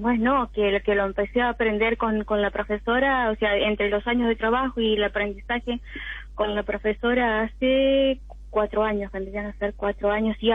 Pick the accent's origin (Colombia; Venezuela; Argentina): Argentina; General Alvear, Buenos Aires Province; De General Alvear, provincia de Buenos Aires.